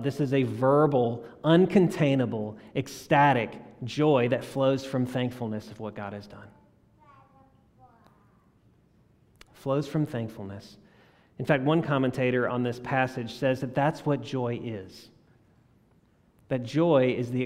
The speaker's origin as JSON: {"language": "English", "region": "South Louisiana", "country": "United States", "tie": "born or raised there", "moved": "yes", "lives_now": "Jackson, United States", "said": "I grew up in South Louisiana"}